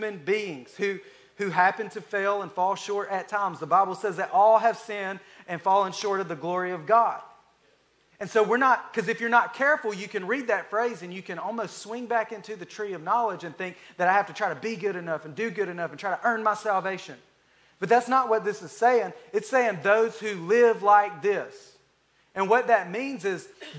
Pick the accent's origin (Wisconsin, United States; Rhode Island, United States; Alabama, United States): Alabama, United States; I'm from Alabama